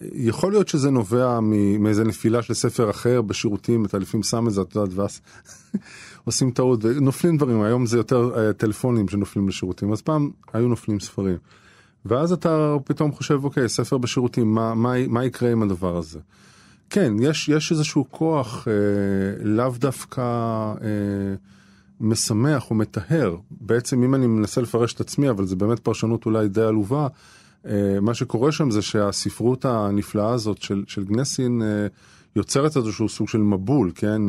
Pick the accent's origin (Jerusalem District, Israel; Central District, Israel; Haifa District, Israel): Central District, Israel; Netanya; בית ספר שאני גדלתי בו אה, ולמדתי בו בנתניה